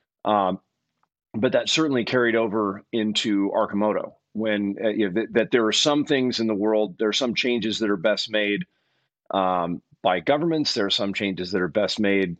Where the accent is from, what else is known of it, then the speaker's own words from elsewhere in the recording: Eugene, Oregon, United States; also born or lived in Berkeley, California; I actually grew up here in Eugene, Oregon